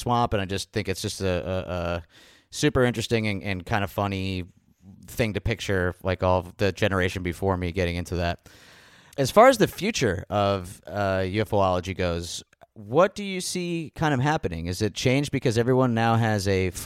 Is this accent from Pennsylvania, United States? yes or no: yes; Scranton, Pennsylvania, United States; now in Philadelphia, United States; I grew up in Scranton, I'm a fellow Pennsylvanian, and I've been living in Philadelphia for quite some time now